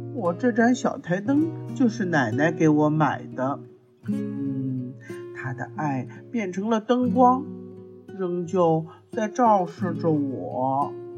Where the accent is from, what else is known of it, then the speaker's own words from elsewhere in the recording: China; 我们中国人呐，是最讲究亲情的